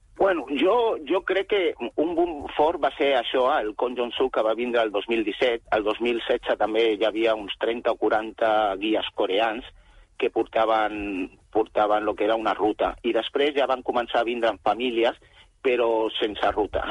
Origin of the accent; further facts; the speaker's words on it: Barcelona, Catalonia, Spain; jo soc, Barcelona, jo soc barceloní